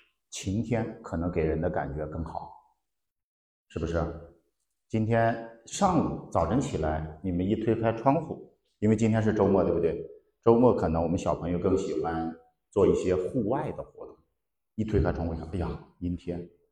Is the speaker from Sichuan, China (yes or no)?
yes; Sichuan, China; 我们四川人喜欢吃脑花